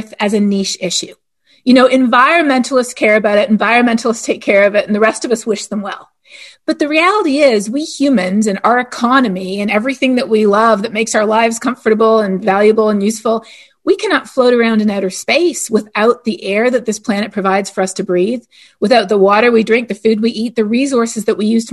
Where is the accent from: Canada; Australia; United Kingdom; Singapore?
Canada; now in United States; I'm from Canada